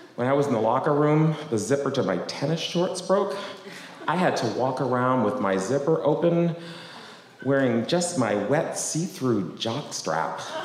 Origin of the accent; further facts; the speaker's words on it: Boston, Massachusetts, United States; I grew up in Boston, in a town called West Roxbury